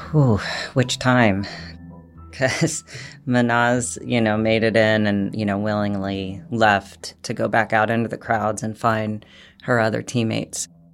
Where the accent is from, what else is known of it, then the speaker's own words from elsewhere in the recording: United States; As an American woman